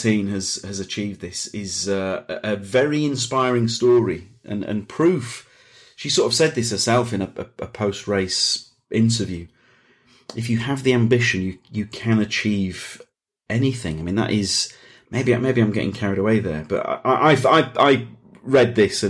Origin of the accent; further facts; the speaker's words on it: Leeds, Yorkshire and the Humber, United Kingdom; now in London, United Kingdom; I'm from Leeds, which is a city. I moved from Leeds to London.